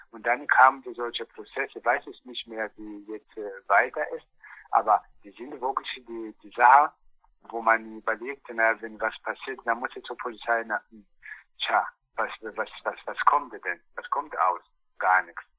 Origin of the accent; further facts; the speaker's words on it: Angola; German is a second language; now in Eberswalde, Germany; Bei uns in Angola